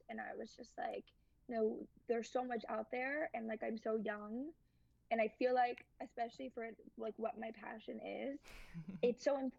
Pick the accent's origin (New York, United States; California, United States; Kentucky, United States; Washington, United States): New York, United States; But I think, like, because I grew up in New York, especially, hookup culture between high school and college, like, I didn't see that many differences.